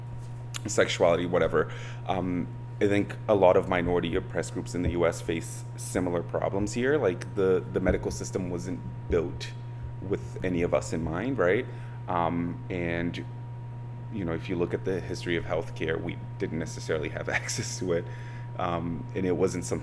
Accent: Milford, Massachusetts, United States; I grew up in Milford, Massachusetts

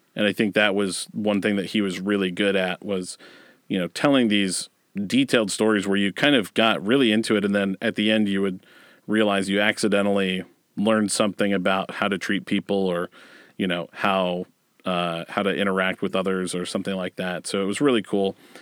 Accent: Westerville, Ohio, United States; I grew up in Westerville, Ohio

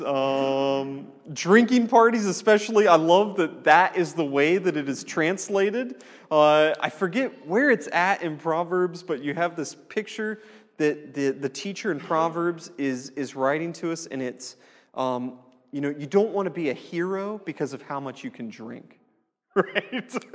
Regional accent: United States; as An American

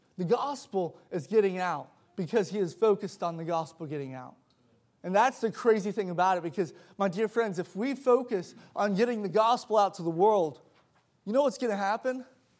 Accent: South Africa; I grew up in South Africa for about 6 years of my life.

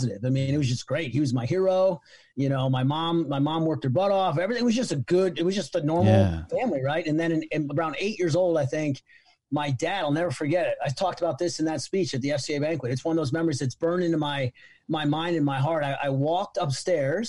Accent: Middletown, New York, United States; now in Charlottesville, United States; we were born and raised in Middletown, New York. It's about an hour away from New York City, little tiny town

